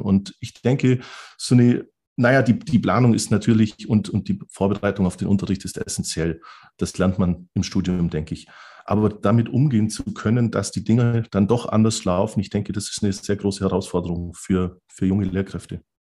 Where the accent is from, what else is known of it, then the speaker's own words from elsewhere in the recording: Southern Germany, Germany; bei uns im Süden Deutschlands